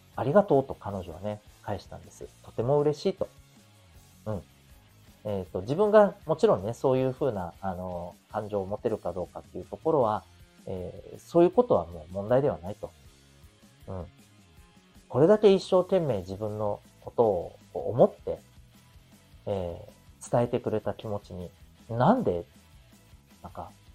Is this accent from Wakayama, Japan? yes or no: no; Okinawa, Japan; 私のね、えー、地元の沖縄県出身のですね